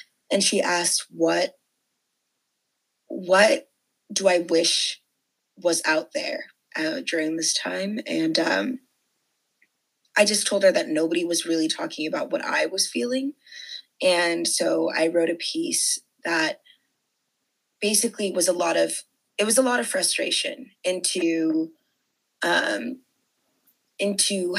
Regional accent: Bethesda, Maryland, United States; I am from Bethesda, Maryland, but my parents immigrated from Nigeria

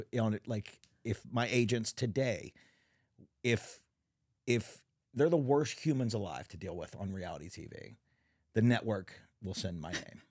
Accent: Texas, United States; also born or lived in California; now in Northwest Arkansas, United States; I'm a Texan

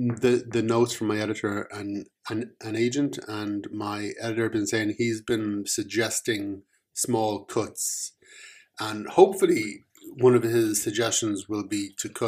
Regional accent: New York, United States; I'm from New York, you know, so, hey!

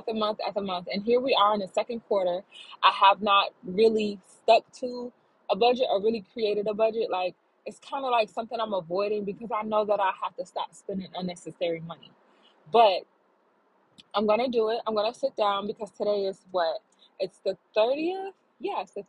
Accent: Florida, United States; I'm based out of Florida. I was born and raised in Florida.

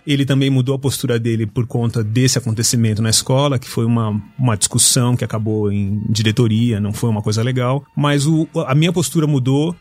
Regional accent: São Paulo, Brazil; Fui criado na Zona Norte de São Paulo

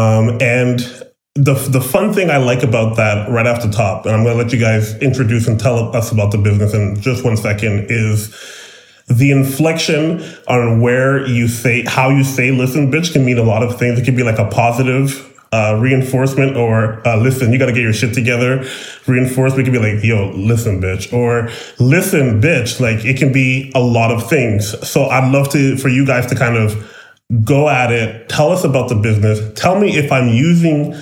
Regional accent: Brampton, Ontario, Canada; I'm from Brampton too

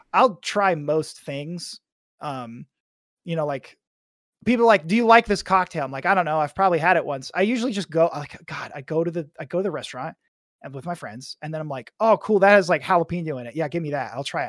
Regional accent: Arkansas, United States; I'm from Arkansas

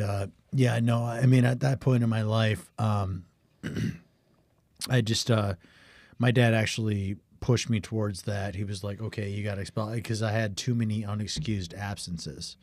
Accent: Watertown, South Dakota, United States; also born or lived in Sioux Falls, South Dakota; I, I moved from Sioux Falls to Watertown, South Dakota.

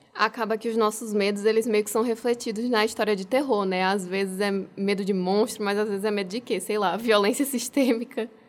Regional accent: Pernambuco, Brazil; now in João Pessoa, Brazil; eu sou pernambucana e eu também moro aqui em João Pessoa há muito tempo

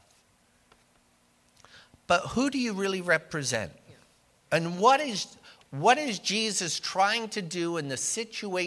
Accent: Canada; I am Canadian

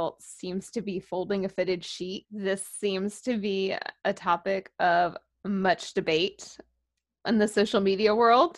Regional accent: the South, Southern United States, United States; born or raised there

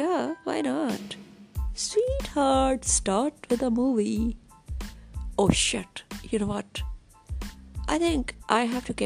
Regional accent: Kanpur, Uttar Pradesh, India; my hometown, Kanpur

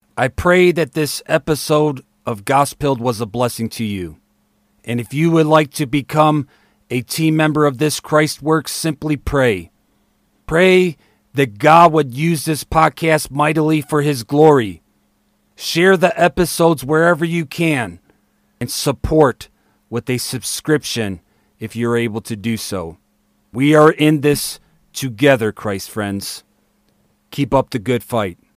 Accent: United States; America is my home. It is the place I was born, raised, found a wife, served in the military, raised my children

